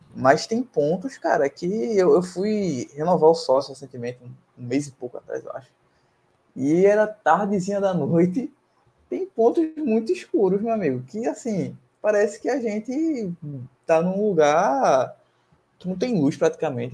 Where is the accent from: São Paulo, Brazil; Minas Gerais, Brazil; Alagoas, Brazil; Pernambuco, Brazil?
Pernambuco, Brazil; Camaragibe; Eu sou de Camaragibe